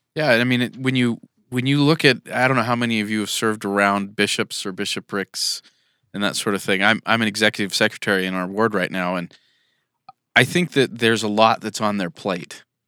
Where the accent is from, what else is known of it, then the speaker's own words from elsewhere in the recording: California, United States; now in Utah, United States; I'm from California.